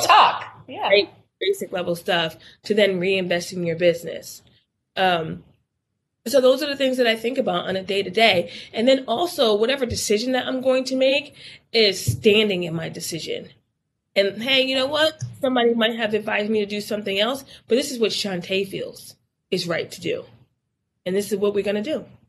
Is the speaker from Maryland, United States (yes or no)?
no; Newburgh, New York, United States; moved away as an adult; also born or lived in Miami, Florida; I'm originally from Newburgh, New York, which if you wanted to be something or do something, you had to leave Newburgh